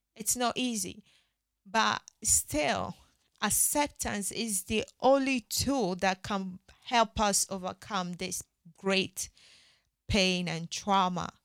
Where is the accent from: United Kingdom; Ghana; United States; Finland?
Ghana; I'm Ghanaian